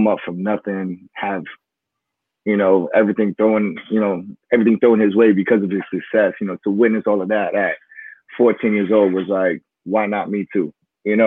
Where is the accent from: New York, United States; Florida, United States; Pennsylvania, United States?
Florida, United States; Miami; I'm from Miami, Florida. Grew up down in the Kendall area